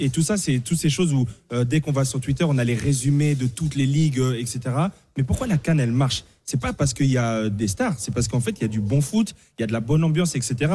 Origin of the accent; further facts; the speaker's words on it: Paris, Île-de-France, France; je jouais dans le 15e arrondissement quand j'étais petit à Paris